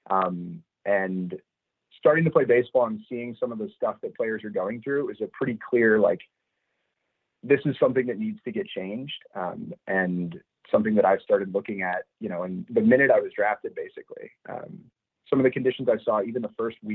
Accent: Madison, Wisconsin, United States; Yeah, so I was born and raised in Madison, Wisconsin. Um, grew up there

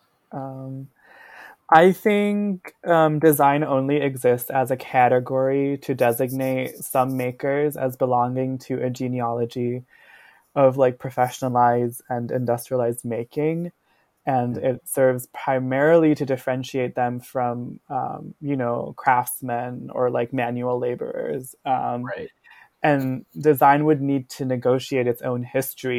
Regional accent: Ahmedabad, Gujarat, India; moved away as an adult; now in New Haven, United States; I grew up in India, in Gujarat, in this town called Ahmedabad. And then I was born and brought up there.

